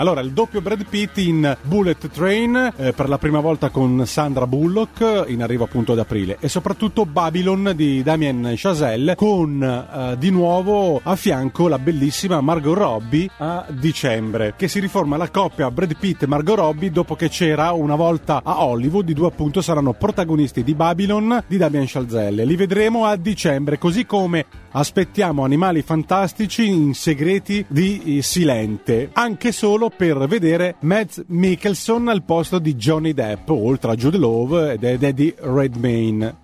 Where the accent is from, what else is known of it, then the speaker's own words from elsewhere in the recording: Calabria, Italy; le mie radici, eh, da calabrese che nasce, eh, sul mare, proprio sulla spiaggia, mi permettono, appunto, per dire di essere non un pescatore, ma un nativo in un paese di pescatori